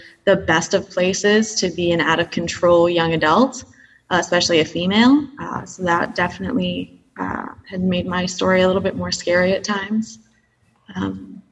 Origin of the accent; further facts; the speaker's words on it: New York, United States; I grew up in New York